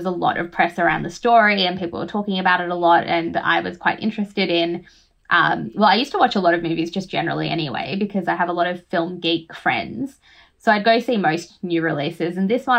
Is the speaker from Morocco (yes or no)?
no; Australia; born or raised there; also born or lived in Fiji